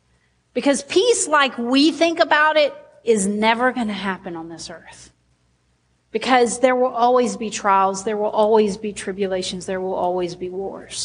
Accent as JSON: {"language": "English", "town": "Sheridan", "country": "United States", "said": "I'm from Sheridan"}